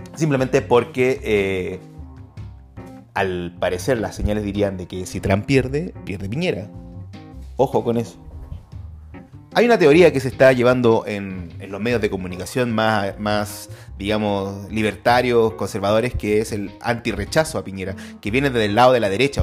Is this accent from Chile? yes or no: yes; Chile; nos avergüenzan como chilenos